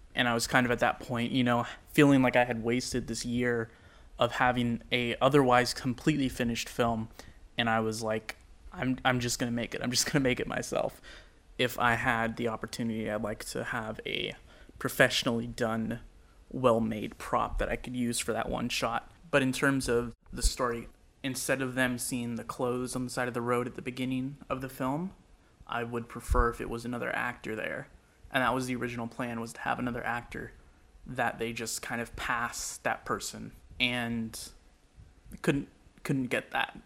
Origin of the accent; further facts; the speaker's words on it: Sacramento, California, United States; I am a filmmaker from Sacramento, California